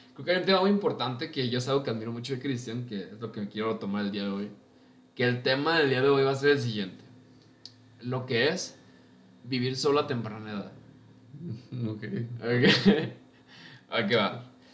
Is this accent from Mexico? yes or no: yes; Villa Hidalgo, Jalisco, Mexico; moved away as an adult; yo soy de un pueblo muy, muy lejano, llamado Villa Hidalgo. Está en los altos de Jalisco